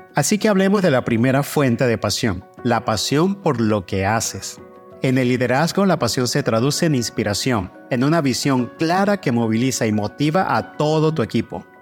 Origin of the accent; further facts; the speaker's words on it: Venezuela; moved away as an adult; Como migrante venezolano